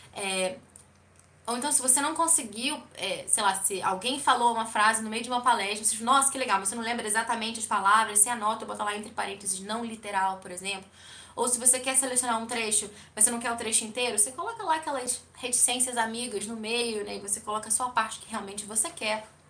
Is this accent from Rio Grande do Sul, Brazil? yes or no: no; Rio de Janeiro, Brazil; now in Curitiba, Brazil; eu sou do Rio de Janeiro, não moro mais no Rio, moro em Curitiba